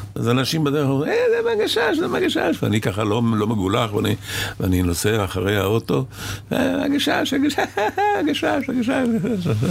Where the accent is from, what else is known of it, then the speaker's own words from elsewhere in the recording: Israel; also born or lived in Cairo, Egypt; הייתי בשני קיבוצים, כי כשהייתי ילד חוץ בעין הים, עין כרמל